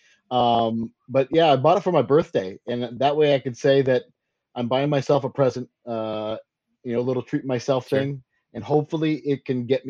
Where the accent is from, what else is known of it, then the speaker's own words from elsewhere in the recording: Northern New York, United States; I'm from Northern New York, which is, when people hear New York, they automatically think New York City